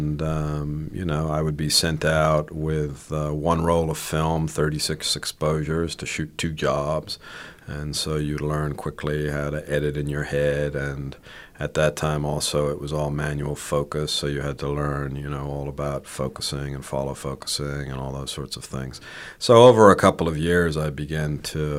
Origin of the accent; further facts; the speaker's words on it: Ireland; moved away as an adult; also born or lived in Spain; So I was born in Spain to American parents, but I mainly grew up in Ireland